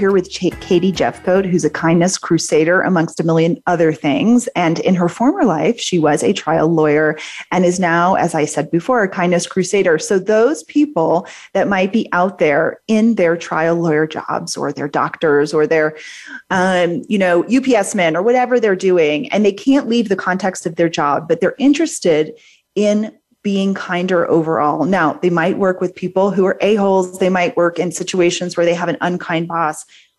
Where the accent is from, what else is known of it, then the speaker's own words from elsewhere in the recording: New Orleans, Louisiana, United States; I'm from New Orleans.